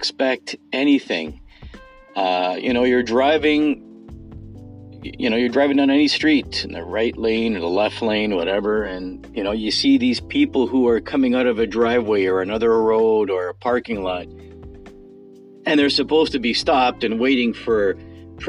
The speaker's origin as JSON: {"language": "English", "town": "Toronto", "region": "Ontario", "country": "Canada", "said": "I'm specifically from the Greater Toronto Area"}